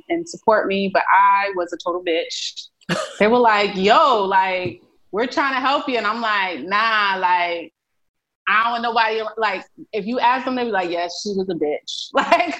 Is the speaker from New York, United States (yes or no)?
yes; New York City, New York, United States; also born or lived in Philadelphia / Boston; now in Texas, United States; I'm originally from Brooklyn, New York, but a big part of me, my heart is in Philadelphia